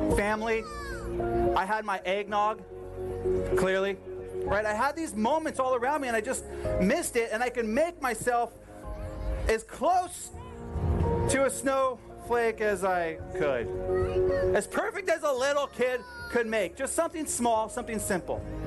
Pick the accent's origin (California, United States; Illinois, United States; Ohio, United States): California, United States; San Diego; I grew up in San Diego